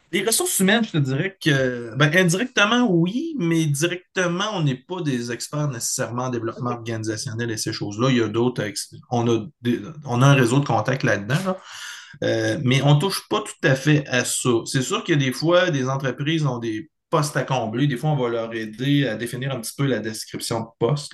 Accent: Beauce, Chaudière-Appalaches, Quebec, Canada; also born or lived in Bellechasse, Quebec; je suis originaire de la Beauce, dans la région de Chaudière-Appalaches, mais j'habite dans la région de Bellechasse depuis 16-17 euh, ans

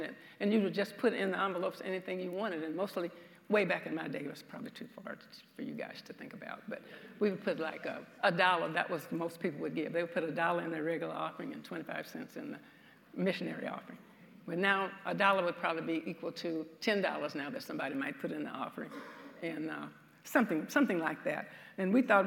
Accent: the South, United States; I'm from the South, so you'll be able to tell that from some of my speech

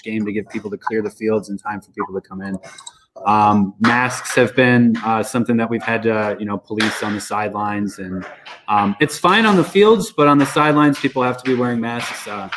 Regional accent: Albany, New York, United States; I grew up in Albany

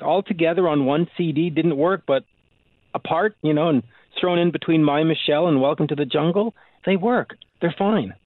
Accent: Canada; as a Canadian myself

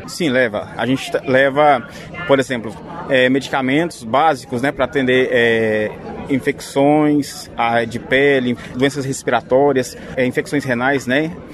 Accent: Goiânia, Goiás, Brazil; A meta que a gente tem aí, eu sou de Goiânia, mas eu, eu, eu sei que a gente tem uma meta aí

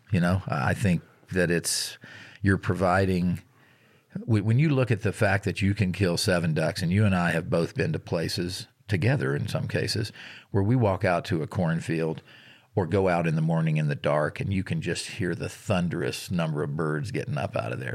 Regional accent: Virginia, United States; moved away; I grew up in Virginia

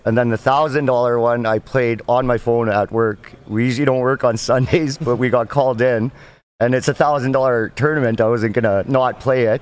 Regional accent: just outside of Edmonton, Alberta, Canada; I'm from Alberta, Canada, just outside of Edmonton, Alberta

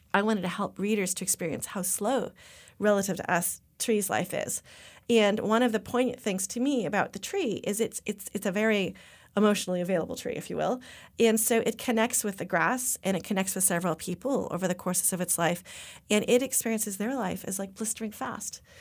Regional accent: Topanga, California, United States; I grew up in Topanga

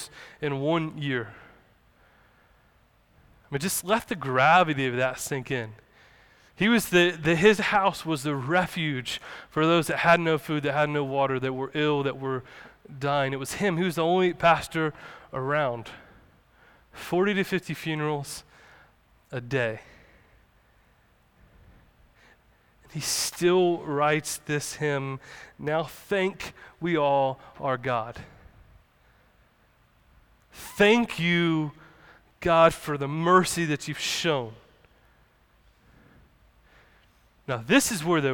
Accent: the South, United States; Us growing up in the South, growing up in the Bible Belt

